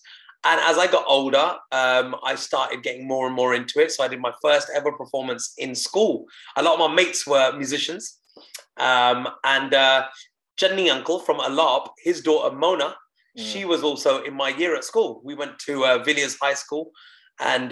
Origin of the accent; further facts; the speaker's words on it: United Kingdom; first language Punjabi; born in the UK in a Punjabi family where I weren't allowed to speak English at home